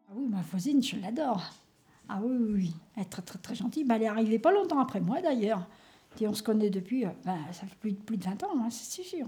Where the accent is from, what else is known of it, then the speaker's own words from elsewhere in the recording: Algeria; now in Villepinte, France; je suis algérien